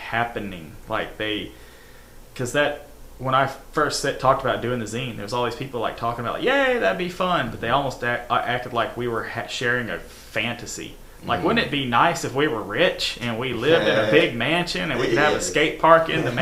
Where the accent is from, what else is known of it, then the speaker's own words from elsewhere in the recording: Pell City, Alabama, United States; I grew up in Pell City in the 90s